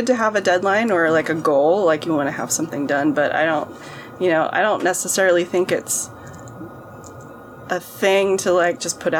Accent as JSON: {"language": "English", "region": "Idaho", "country": "United States", "tie": "born or raised there", "also_born_or_lived": "Utah / Northern California", "moved": "yes", "lives_now": "New York City, United States", "said": "Well, I mean, I grew up in Idaho, but I spent many years in Utah, where Mount Timpanogos is, and Northern California, where Mount Tamalpais is."}